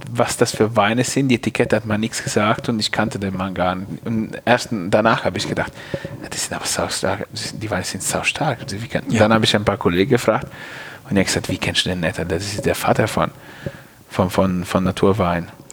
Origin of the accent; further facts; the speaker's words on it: Piacenza, Emilia-Romagna, Italy; German is a second language; moved away as an adult; also born or lived in Geisenheim, Germany; now in Germany; da, wo ich herkomme, in Piacenza